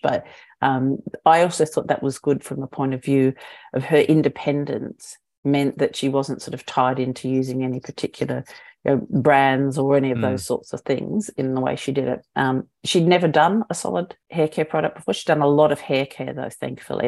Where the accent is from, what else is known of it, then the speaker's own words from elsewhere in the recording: Australia; moved away as an adult; also born or lived in New Zealand / United Kingdom / Hong Kong; I'm Australian